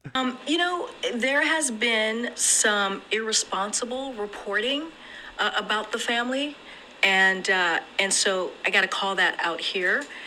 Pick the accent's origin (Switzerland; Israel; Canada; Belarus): Israel; in my home country of Israel, where I reside most of the time.